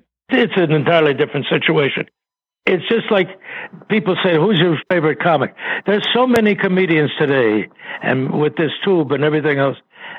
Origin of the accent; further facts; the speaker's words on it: Chicago, Illinois, United States; I had a wonderful childhood in Chicago during the Depression.